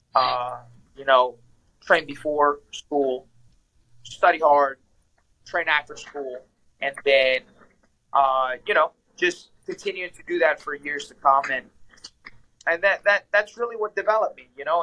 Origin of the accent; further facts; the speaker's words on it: New Orleans, Louisiana, United States; moved away as an adult; also born or lived in Ecuador; now in Washington, D.C., United States; I'm from South America, Ecuador. I was born there. I came to the States uh, as a kid. I was three, four years old when I came to the States. Uh, I came, I moved, we moved to New Orleans.